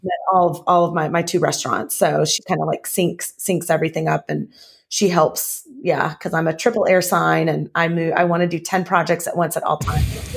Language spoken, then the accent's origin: English; the South, United States; now in Southern California, United States; I'm from the South, and, um, I grew up, um, I grew up actually in a healthy household